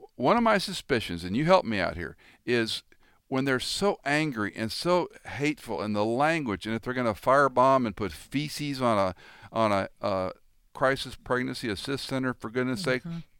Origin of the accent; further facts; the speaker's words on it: Tennessee, United States; I started in my home state of Tennessee